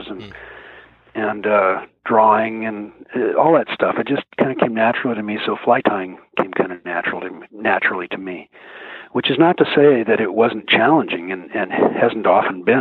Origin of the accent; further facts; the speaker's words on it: Mercer Island, Washington, United States; I grew up on Mercer Island